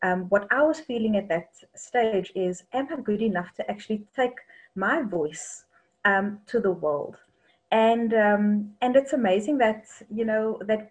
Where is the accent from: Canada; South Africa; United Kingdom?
South Africa; Cape Town, Western Cape; I actually come from Cape Town, in a little place called Lotus River, which is on the Cape Flats